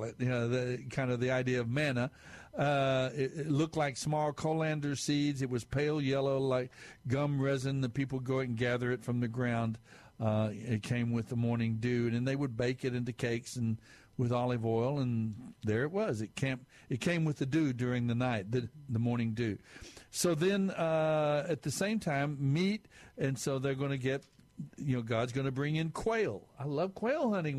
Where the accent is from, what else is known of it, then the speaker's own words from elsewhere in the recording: Amarillo, Texas, United States; I'm a Texan. I'm West Texas, actually. There are more cattle than there were people up in Amarillo where I was raised